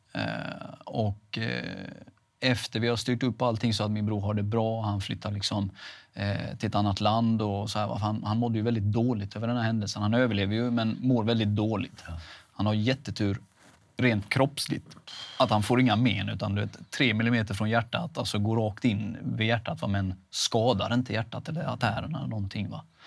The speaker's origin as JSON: {"language": "Swedish", "town": "Veinge", "region": "Halland County", "country": "Sweden", "also_born_or_lived": "Halmstad / Laholm", "said": "Veinge är ju där jag kommer ifrån"}